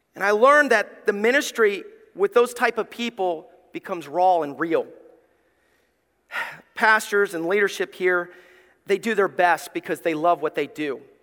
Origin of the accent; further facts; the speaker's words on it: Somerville, Alabama, United States; also born or lived in East Tennessee / Gray; now in Ohio, United States; I grew up in Somerville, Alabama. It's like Mayberry